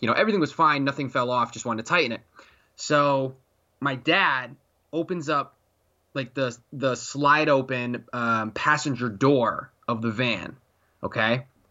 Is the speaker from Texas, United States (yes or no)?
no; Connecticut, United States; that's my home state